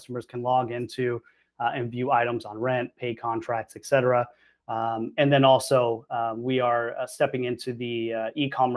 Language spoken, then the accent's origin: English; Arlington, Texas, United States; moved away as an adult; now in Florida, United States; I'm actually from Arlington, Texas. So I went to Miller Elementary, Young Junior High, Martin High School in Arlington, and grew up in the DFW Metroplex